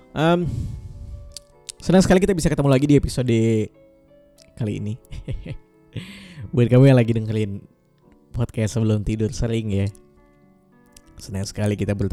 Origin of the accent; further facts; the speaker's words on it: Pontianak, West Kalimantan, Indonesia; rumahku sebenarnya di Pontianak. Ibu, ayahku semuanya ada di sana. Jadi sebenarnya kampung halamanku untuk pulang sebenarnya ada di Pontianak.